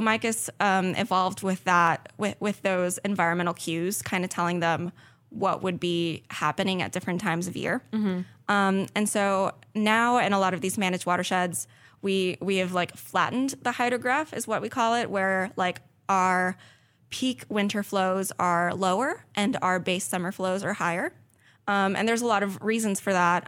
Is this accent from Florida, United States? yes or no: yes; South Florida, United States; moved away as an adult; I'm originally from South Florida